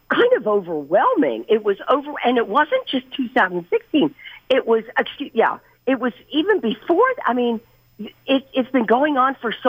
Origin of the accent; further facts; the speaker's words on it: D.C., District of Columbia, United States; now in Woodstock, United States; I grew up real near Washington, D.C.